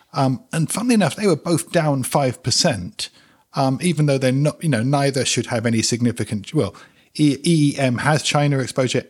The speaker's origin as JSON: {"language": "English", "region": "London", "country": "United Kingdom", "tie": "born or raised there", "also_born_or_lived": "West Indies", "said": "I'm a North Londoner"}